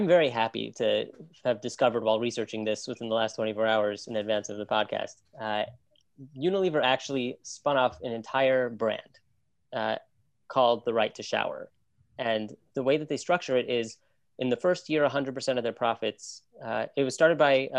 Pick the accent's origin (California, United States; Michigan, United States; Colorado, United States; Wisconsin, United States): Michigan, United States; Ann Arbor; moved away; also born or lived in New York; I grew up in Ann Arbor, Michigan, so not far from Detroit.